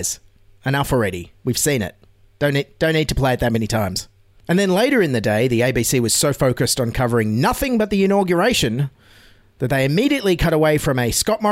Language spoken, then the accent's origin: English; Australia; As an Australian